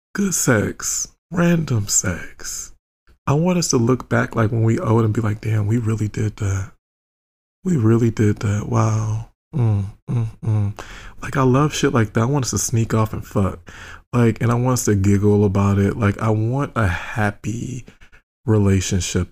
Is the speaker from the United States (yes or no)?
yes; United States; I'm American